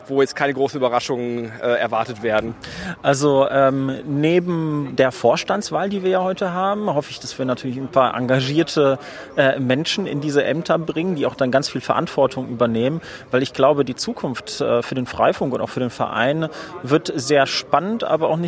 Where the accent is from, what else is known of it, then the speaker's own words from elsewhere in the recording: Neuss, North Rhine-Westphalia, Germany; Ich komme aus Neuss, das ist quasi sowas wie der Parkplatz von Düsseldorf.